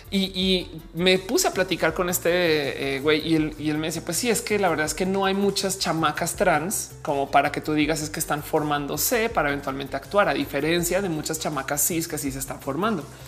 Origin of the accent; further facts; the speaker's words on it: Mexico; also born or lived in Mexico City; personas mexicanas